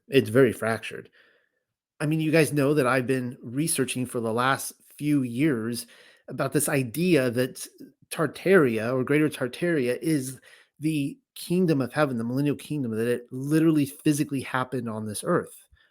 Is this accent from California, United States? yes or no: yes; California, United States; moved away as an adult; I grew up in California. I actually spent my first 35 years in California.